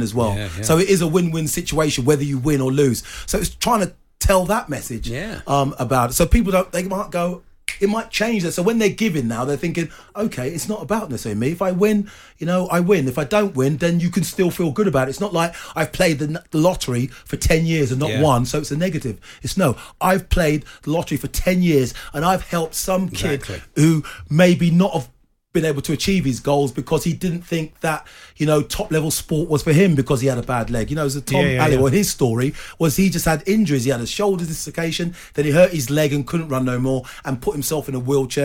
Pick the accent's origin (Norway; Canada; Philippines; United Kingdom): United Kingdom; London; I was born in Hackney, so all I knew was football up until the age of 11